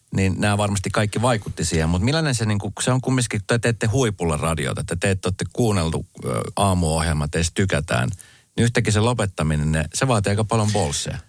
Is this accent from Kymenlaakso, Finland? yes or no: no; Espoo, Uusimaa, Finland; mä oon niin mun nuoruuteni viettänyt Espoossa